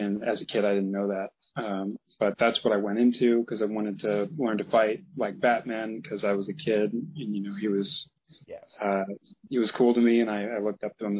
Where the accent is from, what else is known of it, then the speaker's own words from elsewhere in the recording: Missouri, United States; I grew up in Missouri, in the Midwest, so there's not really a whole lot of martial arts influence around here.